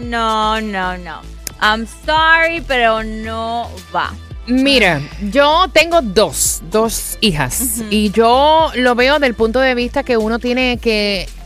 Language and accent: Spanish; Cuba; Yo soy cubana y estoy muy de acuerdo